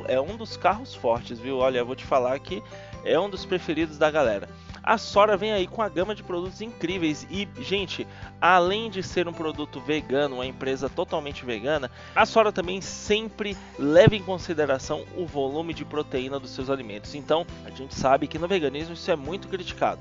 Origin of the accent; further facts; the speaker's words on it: Northeast Region, Brazil; ali no Nordeste, minha terra natal